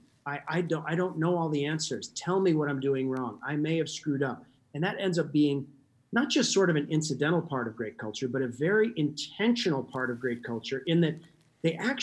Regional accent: Alaska, United States; I grew up in Alaska.

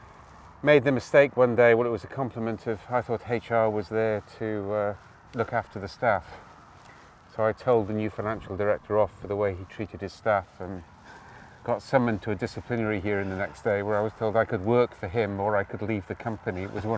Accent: Wales, United Kingdom; Oh, I grew up in Wales, so we went sailing Wednesday night and Sunday morning, and then climbing Saturday and Sunday evening.

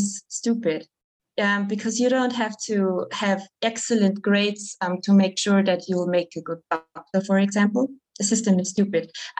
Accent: Tyrol, Austria; English is a second language; I come from Tirol, that's the region, Bundesland

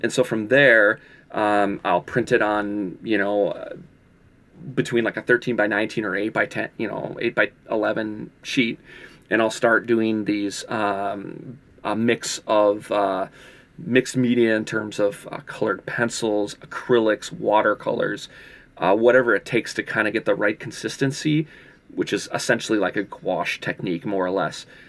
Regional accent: Minneapolis, Minnesota, United States; also born or lived in California; I moved back from California, moved, uh, back to, to, to Minneapolis

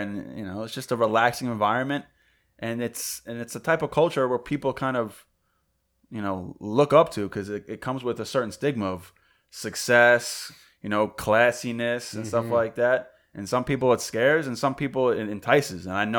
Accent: New York, United States; also born or lived in Atlanta / Connecticut; I'm from New York.

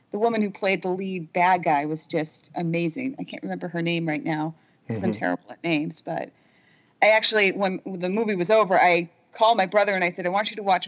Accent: New England, United States; I'm American

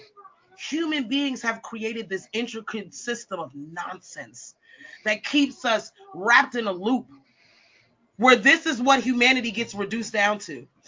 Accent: United States; I am complicit as an American.

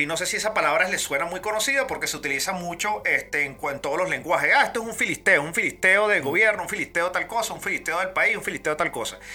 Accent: Venezuela; moved away; 5 millones los que nos fuimos venezolanos por los chavistas

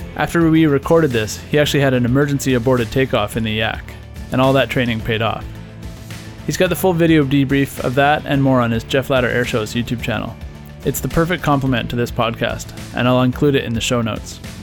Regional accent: Ottawa, Ontario, Canada; I grew up in Ottawa, too.

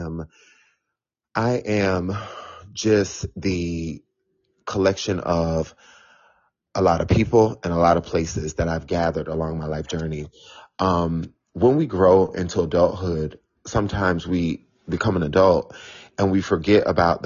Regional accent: Florida, United States; moved away as an adult; also born or lived in South Carolina / Tampa, Florida / Washington, District of Columbia, United States; now in New York City, United States; I was born in South Carolina, so I am South Carolina all the way, but I grew up in Florida, so I am a Florida, like, I love the fact that I grew up in Florida, and I lived in DC for 13 years

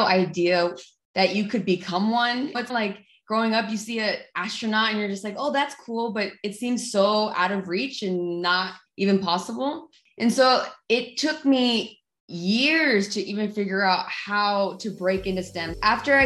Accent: La Puente, California, United States; I grew up in the outskirts of LA. So I grew up in La Puente, California.

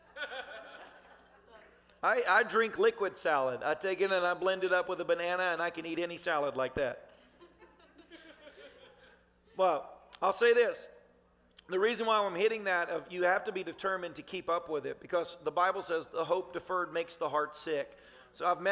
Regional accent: Tennessee, United States; I grew up in Tennessee

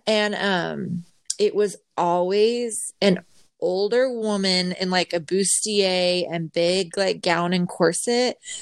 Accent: Utah, United States; now in Texas, United States; growing up in Utah, like dry climate

